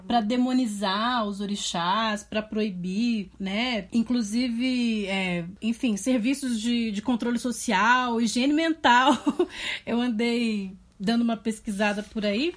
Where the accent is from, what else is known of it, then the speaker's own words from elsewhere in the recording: São Paulo, Brazil; Eu era é de São Miguel Paulista, sou de São Miguel Paulista.